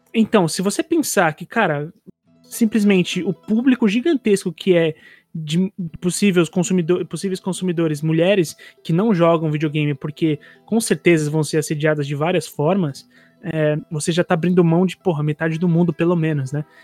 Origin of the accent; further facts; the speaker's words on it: São Paulo, Brazil; sou de Itaquera